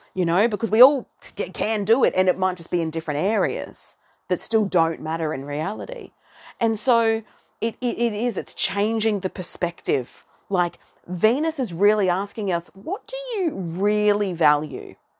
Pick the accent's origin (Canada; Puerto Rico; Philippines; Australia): Australia; accent: Aussie twang; now in Brisbane, Australia; I am an Aussie